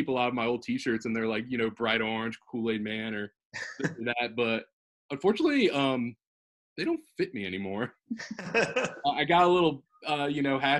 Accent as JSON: {"language": "English", "town": "Richmond", "region": "Virginia", "country": "United States", "tie": "born or raised there", "said": "growing up in Richmond"}